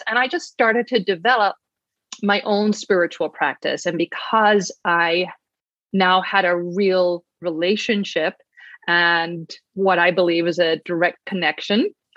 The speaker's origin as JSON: {"language": "English", "country": "Ireland", "tie": "born or raised there", "said": "I grew up in Ireland"}